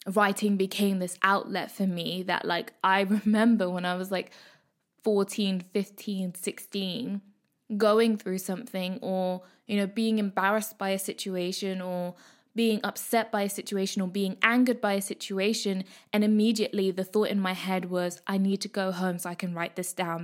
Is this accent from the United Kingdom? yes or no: yes; Midlands, United Kingdom; I am a Kenyan East African girl born in Britain, brought up in the Midlands